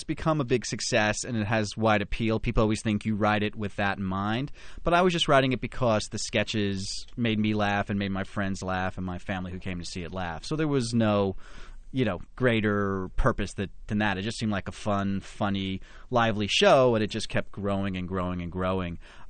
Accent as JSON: {"language": "English", "region": "New Jersey", "country": "United States", "tie": "born or raised there", "said": "I grew up in New Jersey and always loved theater and was exposed to musicals and plays at a very young age."}